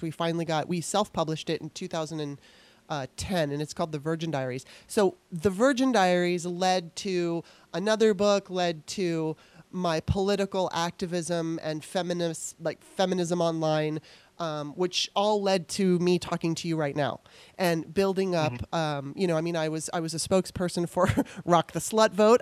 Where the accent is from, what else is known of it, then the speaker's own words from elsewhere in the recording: Los Angeles, California, United States; moved away as an adult; now in Maryland, United States; decided she wanted to move to Los Angeles, so we moved there. And I lived there all the way up until 2009